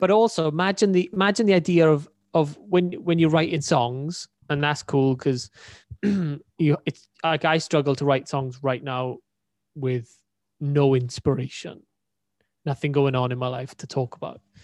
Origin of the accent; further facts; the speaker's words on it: Wales, United Kingdom; accent: Welsh; my Welsh accent.